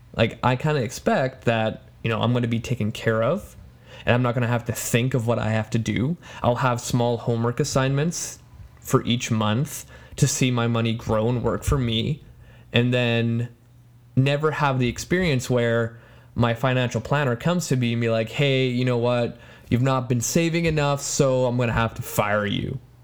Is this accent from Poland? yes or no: yes; Poland; first language Polish; English is a second language; moved away; my home country